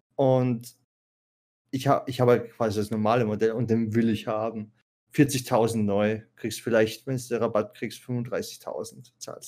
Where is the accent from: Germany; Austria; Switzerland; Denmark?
Austria; Salzburg area; ich bin von Mitte Österreich, so Salzburg-Umgebung